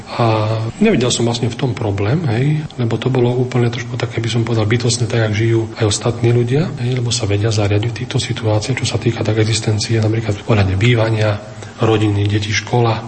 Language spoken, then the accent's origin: Slovak; Trebišov District, Košice Region, Slovakia; moved away as an adult; also born or lived in Bardejov; ja som pôvodom e, z Trebišovského okresu